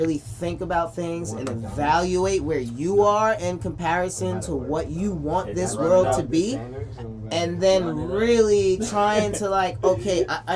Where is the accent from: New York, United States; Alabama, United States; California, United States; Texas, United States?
New York, United States; New York City; I'm from Flatbush